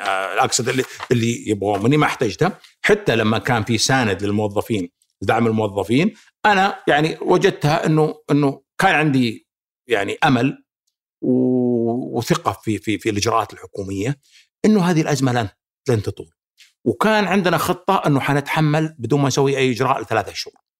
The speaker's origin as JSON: {"language": "Arabic", "country": "Saudi Arabia", "said": "احنا كسعوديين"}